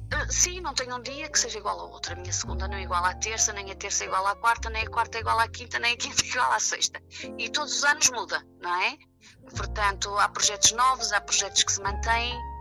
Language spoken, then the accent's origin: Portuguese; Vila Nova de Famalicão, Norte, Portugal; porque eu nem sequer vivo no Porto, não é? Sou de Vila Nova de Famalicão